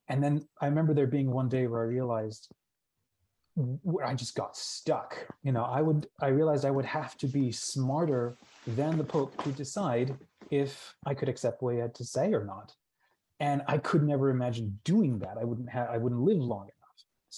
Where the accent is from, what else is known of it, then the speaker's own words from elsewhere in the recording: New Zealand; born there; And we've moved all over the world. Like I was born in New Zealand.